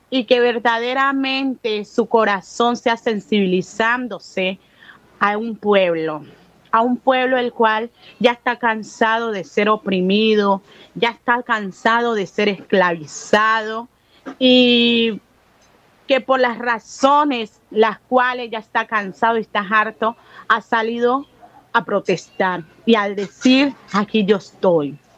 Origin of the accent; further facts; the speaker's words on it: Buenaventura, Valle del Cauca, Colombia; tengo 39 años, soy nacida y criada aquí en Buenaventura y en este sector.